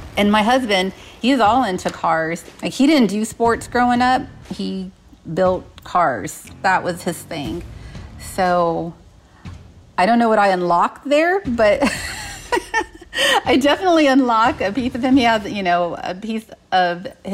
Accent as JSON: {"language": "English", "town": "San Antonio", "region": "Texas", "country": "United States", "tie": "born or raised there", "said": "I grew up in San Antonio, Texas, on the southwest side of town"}